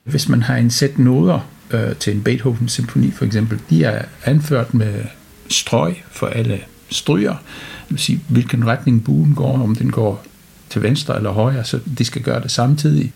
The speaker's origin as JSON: {"language": "Danish", "country": "United Kingdom", "moved": "as an adult", "lives_now": "Randers, Denmark", "said": "Jeg kommer fra Storbritannien, øh, hvor jeg har studeret musik på universitet og direktion på konservatoriet"}